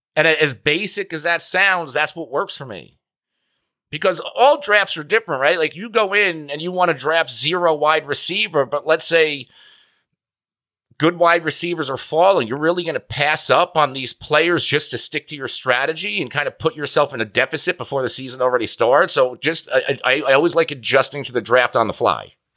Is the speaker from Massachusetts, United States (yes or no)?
no; New Jersey, United States; I'm from New Jersey.